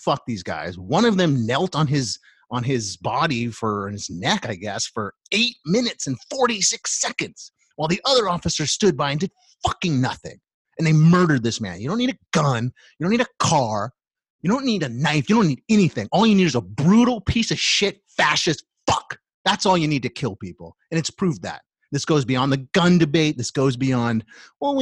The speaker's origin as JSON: {"language": "English", "country": "United States", "said": "as American people"}